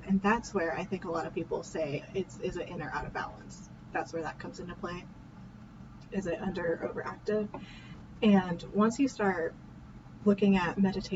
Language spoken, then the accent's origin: English; Indiana, United States; We're from Indiana